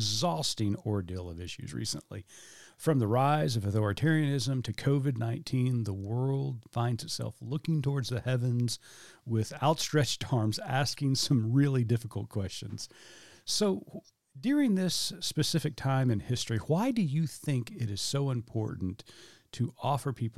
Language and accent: English; Oklahoma, United States; Growing up in Southern Baptist churches in Oklahoma